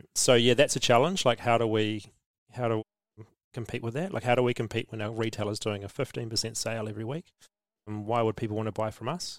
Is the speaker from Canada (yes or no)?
no; New Zealand